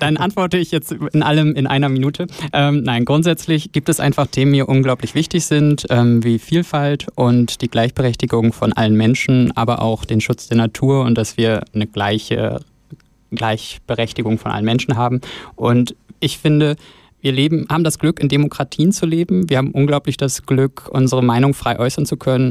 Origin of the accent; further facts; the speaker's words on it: Northern Germany, Germany; also born or lived in Osnabrück; now in Bern, Switzerland; aus dem hohen Norden und von meiner Heimat